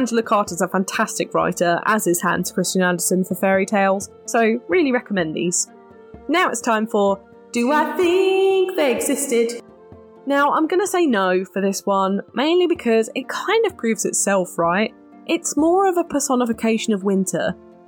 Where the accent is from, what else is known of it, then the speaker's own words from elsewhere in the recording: United Kingdom; We're not just being British and dramatic.